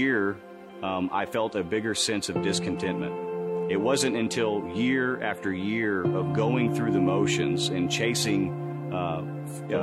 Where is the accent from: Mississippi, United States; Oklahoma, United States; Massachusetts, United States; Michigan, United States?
Oklahoma, United States; Bridge Creek; I'm 32 years old, and I'm from Bridge Creek, Oklahoma